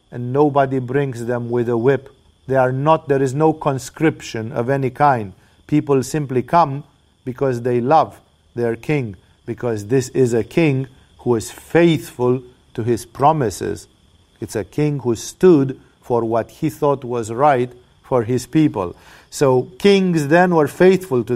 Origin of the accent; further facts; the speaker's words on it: Romania; now in Thailand; I come from Romania